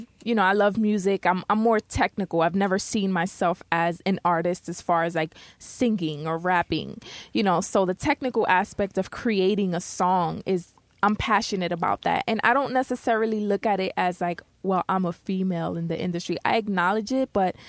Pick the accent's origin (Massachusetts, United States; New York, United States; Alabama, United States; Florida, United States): New York, United States; New York City; You know, I'm from the Bronx.